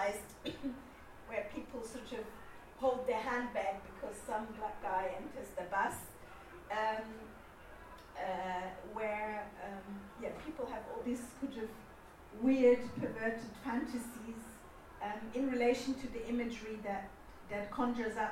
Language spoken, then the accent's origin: English; Germany; I grew up in Germany